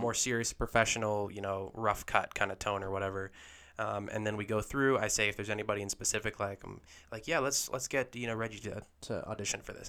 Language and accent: English; Lehi, Utah, United States; I was born and raised in Lehigh here in Utah